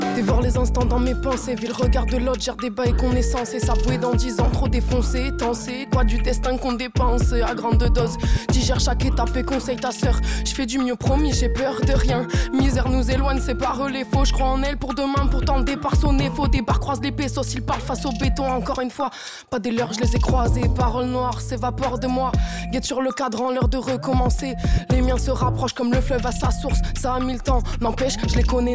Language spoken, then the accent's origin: French; Sète, Occitania, France; now in Montpellier, France; Je suis de Sète, mais j'habite à Montpellier